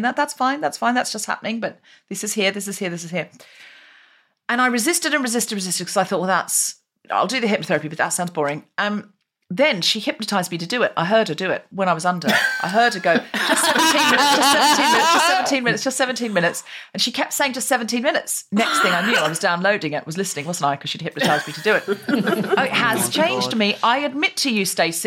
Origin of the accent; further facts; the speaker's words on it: Australia; now in London, United Kingdom; I was raised in Australia, I have dual nationality.